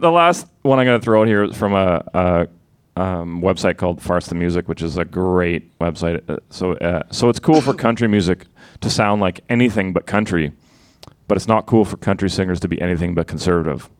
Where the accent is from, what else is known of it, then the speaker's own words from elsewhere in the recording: Sudbury, Ontario, Canada; I'm from Sudbury. I'm from Northern Ontario.